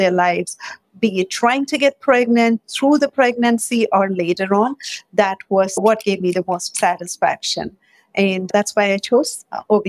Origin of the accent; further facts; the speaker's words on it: India; moved away as an adult; also born or lived in Michigan; now in Bay Area, United States; I grew up in India